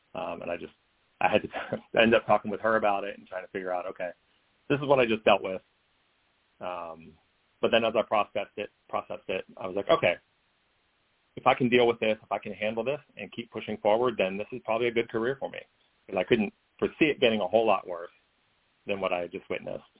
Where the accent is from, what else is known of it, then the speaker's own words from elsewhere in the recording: the South, United States; I'm growing up in the South uh, in conservative areas.